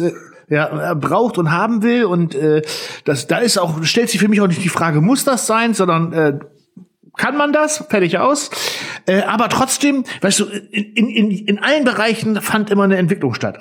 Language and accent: German; Northern Germany, Germany; ich als Norddeutscher